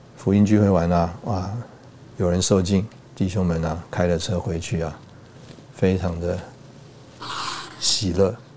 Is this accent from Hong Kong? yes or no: no; Taipei, Taiwan; also born or lived in Hsinchu / Changhua / Taichung / Tainan; 我是从小在台北长大